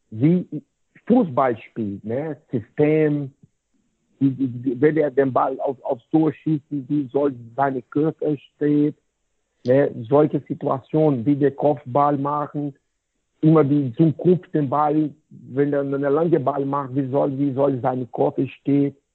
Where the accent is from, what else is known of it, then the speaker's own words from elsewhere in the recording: Goiânia, Goiás, Brazil; German is a second language; Ne, deswegen ist mein Job hier in Goiânia, so mein Heimat, ist sehr, sehr willkommen für viele, viele Eltern.